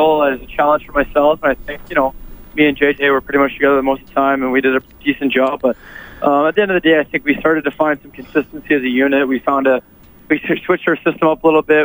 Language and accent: English; Toronto, Ontario, Canada; growing up in Canada and Toronto